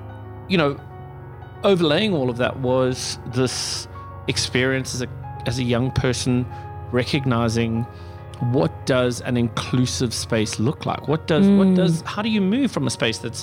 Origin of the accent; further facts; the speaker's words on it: South Africa; moved away as an adult; also born or lived in Australia; now in Utah, United States; I grew up in South Africa, lived there for many, many years, was a teacher in South